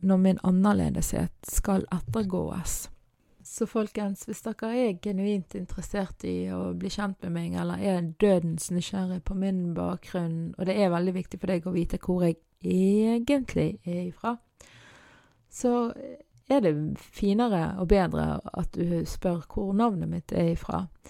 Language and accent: Norwegian; Bergen, Vestland, Norway; på dialekten min og på hvor i Bergen jeg er ifra